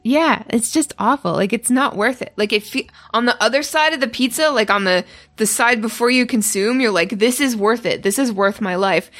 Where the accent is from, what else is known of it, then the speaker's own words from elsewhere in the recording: Canada; I'm Canadian